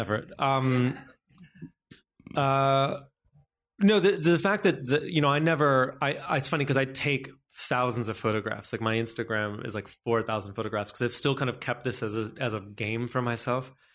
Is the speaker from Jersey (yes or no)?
no; United States; also born or lived in New York; now in Los Angeles, United States; I am American